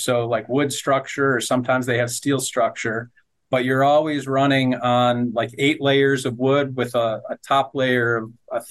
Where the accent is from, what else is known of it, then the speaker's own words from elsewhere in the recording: Detroit, Michigan, United States; I grew up in the Detroit area of Michigan